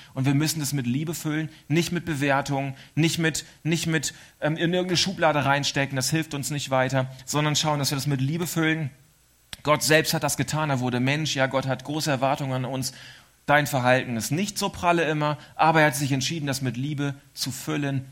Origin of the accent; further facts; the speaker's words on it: East Frisia, Lower Saxony, Germany; moved away as an adult; now in Switzerland; wir Ostfriesen